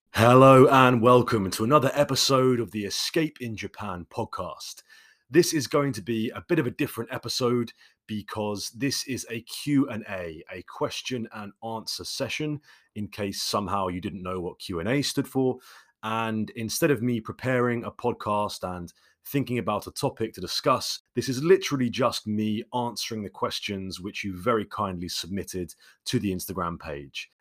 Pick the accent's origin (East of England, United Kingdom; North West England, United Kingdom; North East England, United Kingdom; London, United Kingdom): London, United Kingdom; I grew up in London, so naturally I am, uh, much more of a city person